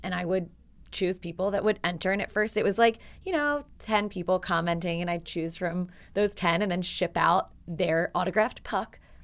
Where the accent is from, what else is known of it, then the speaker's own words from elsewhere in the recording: Philadelphia, Pennsylvania, United States; I was from, born and raised in Philadelphia.